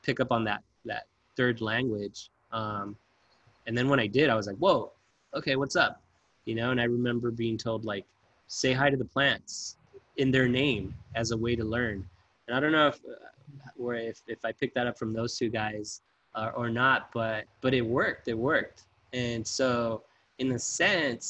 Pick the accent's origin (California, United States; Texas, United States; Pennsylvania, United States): California, United States; Bell Gardens; I grew up in Southeast LA in Bell Gardens